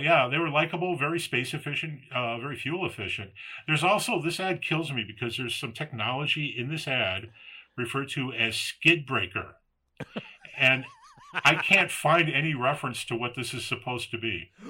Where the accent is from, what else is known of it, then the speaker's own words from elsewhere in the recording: Palatine, Illinois, United States; I grew up in Palatine.